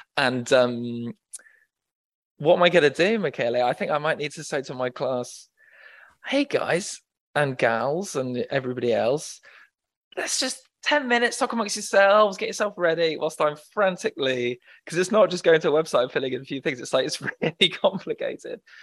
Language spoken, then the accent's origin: English; England, United Kingdom; my experience as an Englishman in Naples when I visited frequently